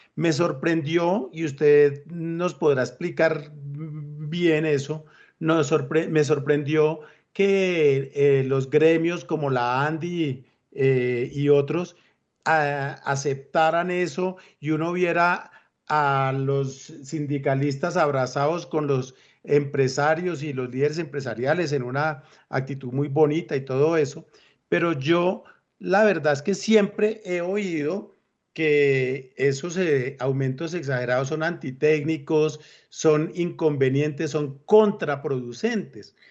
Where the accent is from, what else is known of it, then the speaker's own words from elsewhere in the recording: Colombia; me siento feliz de ser colombiano